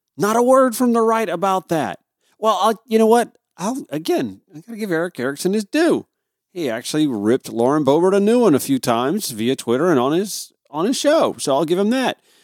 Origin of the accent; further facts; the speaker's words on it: Grovetown, Georgia, United States; my hometown of Grovetown, Georgia